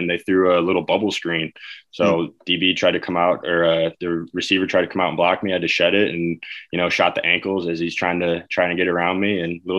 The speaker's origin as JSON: {"language": "English", "town": "Chicago", "region": "Illinois", "country": "United States", "tie": "born or raised there", "said": "Growing up in Chicago"}